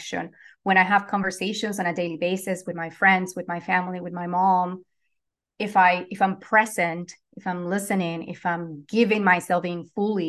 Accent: Venezuela; now in Los Angeles, United States; I'm originally from Venezuela. I am currently based in Los Angeles, California

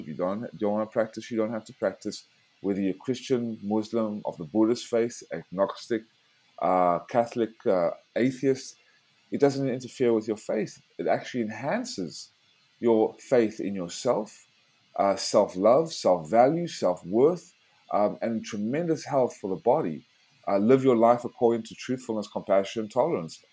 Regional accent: South Africa; moved away; also born or lived in United States; I was born in South Africa because my family had to flee Nazi tyranny in the 40s

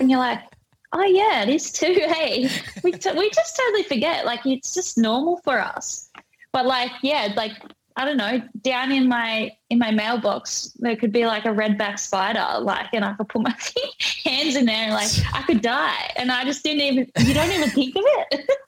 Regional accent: Australia

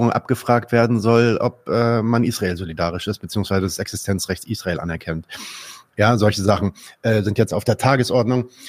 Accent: Germany; als Deutsche ja. möchte ich es

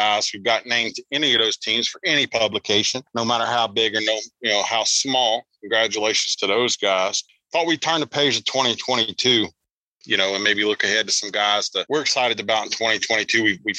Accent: South Carolina, United States; also born or lived in Florida; now in Pennsylvania, United States; And I'm from down south, Nebby. I'm from South Carolina originally, and then I worked in Florida

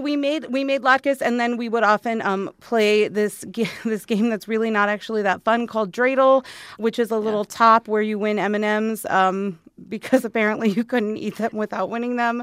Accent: Arizona, United States; I grew up here in Arizona

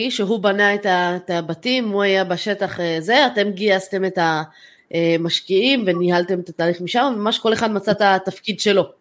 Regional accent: Israel; משהו שאני חושבת כישראלים לא נתפס אצלנו.

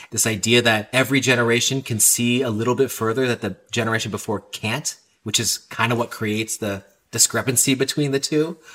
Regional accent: California, United States; I'm not Latino. I'm not from Washington Heights. I'm all California kid, but that core, I got it and I could communicate that.

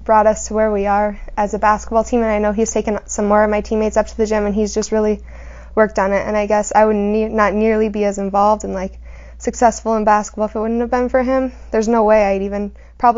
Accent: Hebron, North Dakota, United States; also born or lived in Bismarck, North Dakota; I was born in Bismarck. I've lived in Hebron my whole life

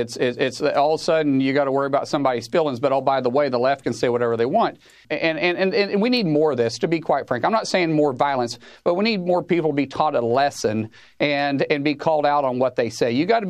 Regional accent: Oklahoma, United States; I'm a guy from Oklahoma first.

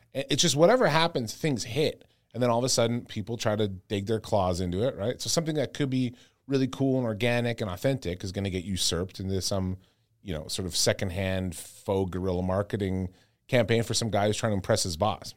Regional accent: Canada; I'm so Canadian

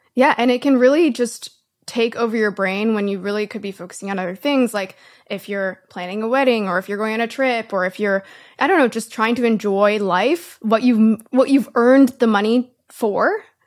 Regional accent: Canada; I'm Canadian

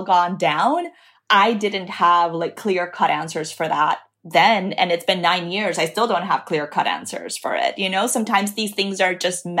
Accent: Dominican Republic; now in Miami, United States; I live in Miami. I grew up in Dominican Republic.

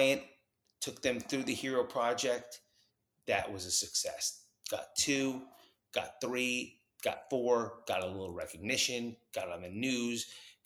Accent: New Jersey, United States; also born or lived in New York; I was growing up in New York and New Jersey

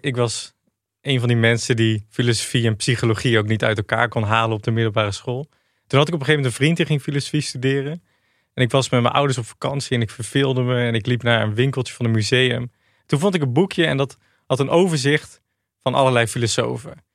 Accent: Achterhoek, Gelderland, Netherlands; moved away as an adult; also born or lived in Rotterdam; Ik kwam uit de Achterhoek.

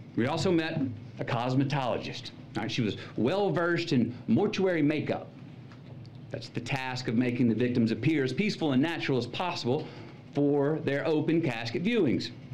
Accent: Uvalde, Texas, United States; moved away; my stories from my hometown, Uvalde

